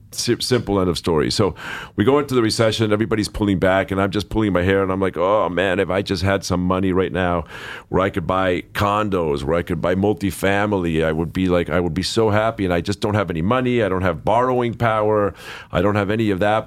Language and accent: English; Los Angeles, California, United States; I grew up here in Los Angeles